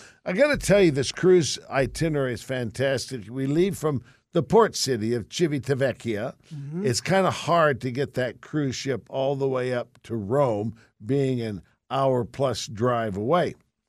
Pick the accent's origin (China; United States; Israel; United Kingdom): United Kingdom; England; from Mother England, my home.